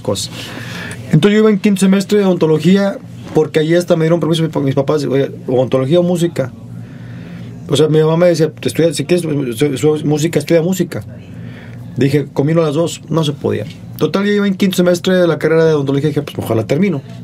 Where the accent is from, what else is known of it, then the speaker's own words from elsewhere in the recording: Monterrey, Nuevo León, Mexico; Soy de Monterrey.